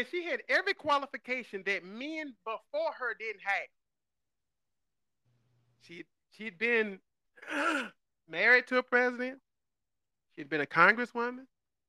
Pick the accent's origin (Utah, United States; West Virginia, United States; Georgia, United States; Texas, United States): Georgia, United States; I grew up in Georgia